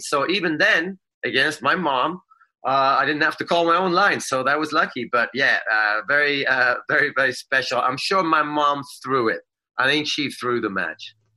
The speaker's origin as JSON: {"language": "English", "country": "Sweden", "moved": "yes", "lives_now": "United States", "said": "I'm a Swede."}